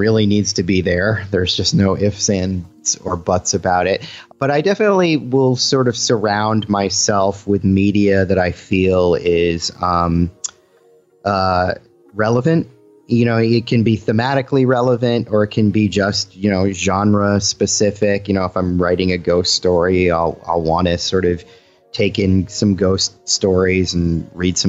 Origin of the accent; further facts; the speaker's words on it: Boston, Massachusetts, United States; now in California, United States; I'm originally from Boston